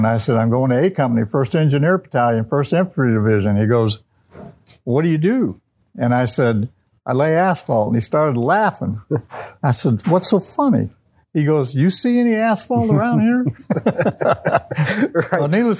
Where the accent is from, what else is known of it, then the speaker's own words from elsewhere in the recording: Alton, Illinois, United States; also born or lived in Bethalto, Illinois / Wood River, Illinois / St. Charles, Illinois; I was born and raised here in the Alton area. I was born at Alton Memorial Hospital back in 1947, so I'll tell you my age right away. And pretty much lived in this community, both in the Alton area